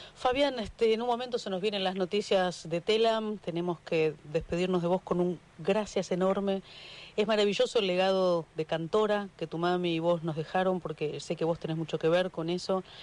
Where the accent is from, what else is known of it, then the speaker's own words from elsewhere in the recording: Argentina; nuestra vida como mujeres argentinas